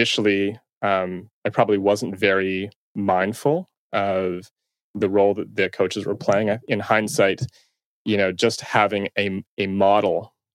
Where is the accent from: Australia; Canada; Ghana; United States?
Canada; Toronto, Ontario; So I'm from Toronto. And I still reside here.